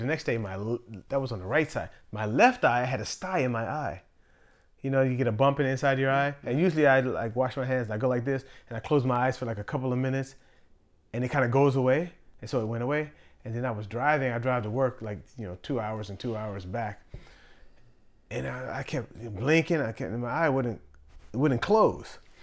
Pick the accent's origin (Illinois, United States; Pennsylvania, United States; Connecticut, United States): Pennsylvania, United States; Pittsburgh; moved away as an adult; also born or lived in Virginia; I'm from Pittsburgh